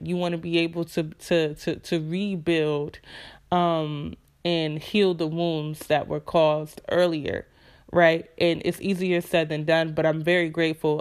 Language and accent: English; Rochester, New York, United States; moved away as an adult; was born and raised in Rochester, New York